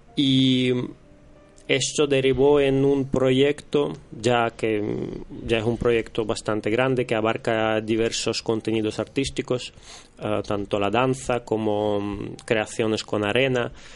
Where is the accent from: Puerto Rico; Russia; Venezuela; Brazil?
Russia; now in Spain; yo soy em, de origen rusa. Eh, llevo en España ya los últimos casi 15 años